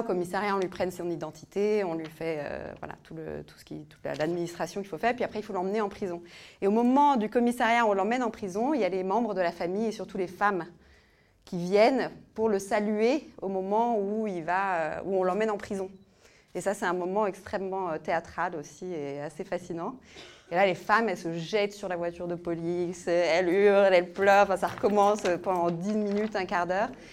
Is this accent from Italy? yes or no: yes; northern Italy, Italy; moved away; j'ai grandi en Italie, euh, mais en Italie du Nord